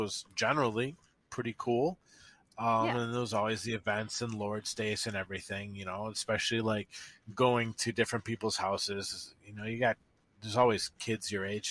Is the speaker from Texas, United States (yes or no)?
no; Ann Arbor, Michigan, United States; I grew up in Washtenaw Covenant Community. Which is the Ann Arbor branch